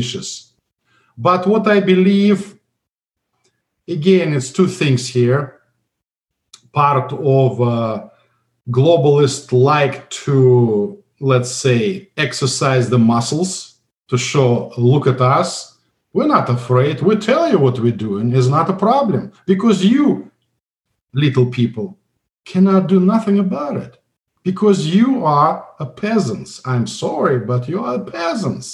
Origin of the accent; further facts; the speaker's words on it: Russia; English is a second language; moved away as an adult; also born or lived in St. Petersburg, Russia; now in United States; I came from Soviet Union